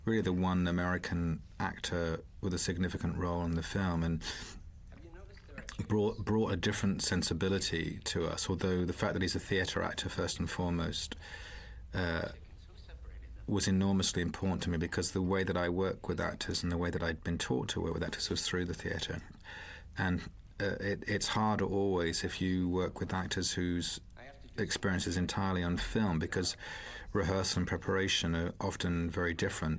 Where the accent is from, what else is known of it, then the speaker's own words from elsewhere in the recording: Isle of Wight, South East England, United Kingdom; moved away; I come from the Isle of Wight